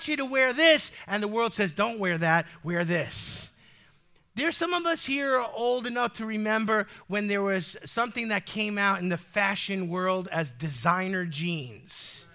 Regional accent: United States; As an American with freedom in my DNA

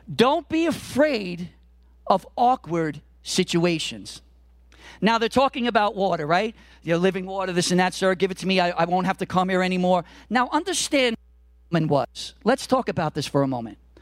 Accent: New York City, New York, United States; I'm a Brooklyn boy. I grew up in Brooklyn in the '70s and the '80s

